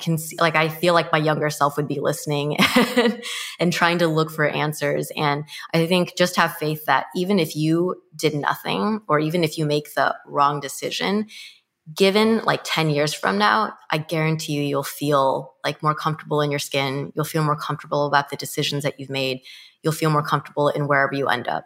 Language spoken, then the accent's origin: English; Mission Viejo, California, United States; I grew up in Mission Viejo, California, which is located in Orange County